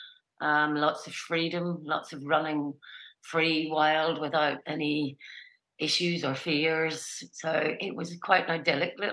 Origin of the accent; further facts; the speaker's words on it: Ballycastle, Northern Ireland, United Kingdom; also born or lived in Belfast; I grew up in the north of Ireland, in County Antrim. A place called Ballycastle, which is a seaside town